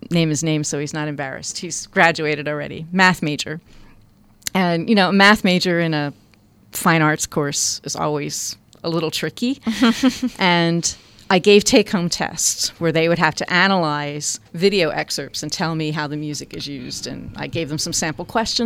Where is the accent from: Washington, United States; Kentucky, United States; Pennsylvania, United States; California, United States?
Pennsylvania, United States; Philadelphia; moved away; I grew up in Philadelphia. You don't hike, you live in Philadelphia.